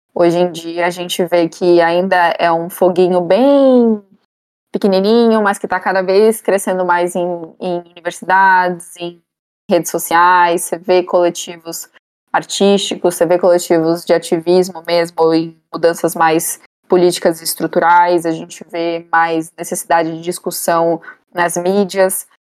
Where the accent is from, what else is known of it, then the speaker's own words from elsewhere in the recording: São Paulo, Brazil; also born or lived in Manaus; Eu nasci em Manaus, cresci em São Paulo, moro aqui até hoje